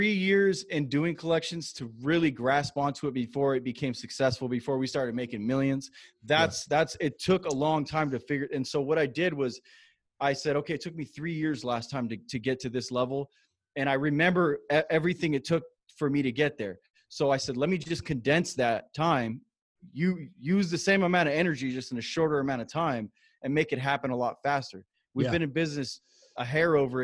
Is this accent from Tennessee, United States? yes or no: no; Moreno Valley, California, United States; I grew up in a town called Moreno Valley in Southern California